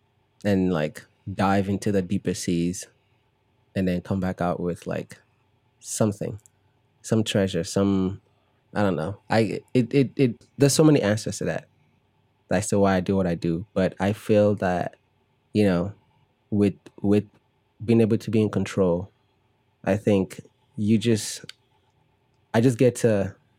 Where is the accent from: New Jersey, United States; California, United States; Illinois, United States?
Illinois, United States; Chicago; when I was growing up in Chicago, you know, Disney Channel would come on